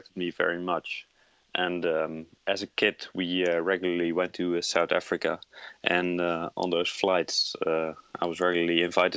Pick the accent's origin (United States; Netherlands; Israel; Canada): Netherlands; moved away; Originally, I'm from the Netherlands